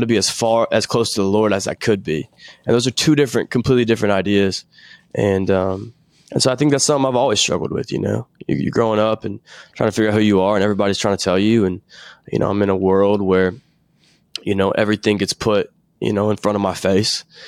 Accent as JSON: {"language": "English", "town": "Nashville", "region": "Tennessee", "country": "United States", "tie": "born or raised there", "said": "I'm from Nashville, Tennessee. And, uh, I've d, lived here my whole life, still live here now"}